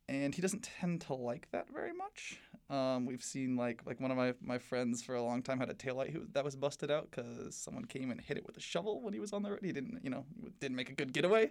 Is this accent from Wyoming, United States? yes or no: no; South Bend, Indiana, United States; now in Bloomington, United States; I live just on the edge of the city